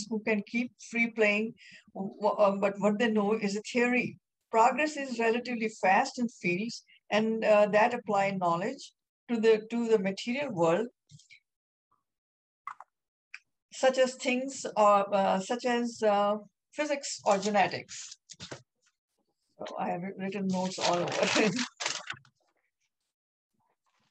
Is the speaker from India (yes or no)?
yes; India; I'm Indian